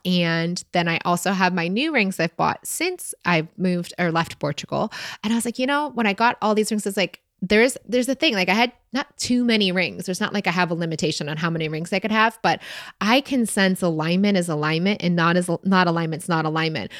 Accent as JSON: {"language": "English", "region": "Michigan", "country": "United States", "said": "we're both from Michigan"}